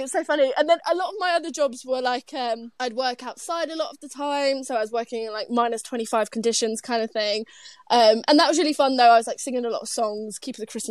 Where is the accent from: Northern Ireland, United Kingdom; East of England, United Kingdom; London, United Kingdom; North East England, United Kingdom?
London, United Kingdom; I'm from London